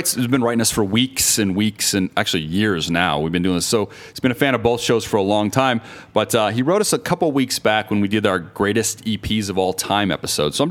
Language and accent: English; Las Vegas, Nevada, United States; we're from Las Vegas, Nevada